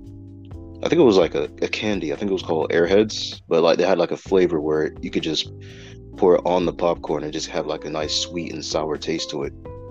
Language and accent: English; United States; moved away; I grew up in America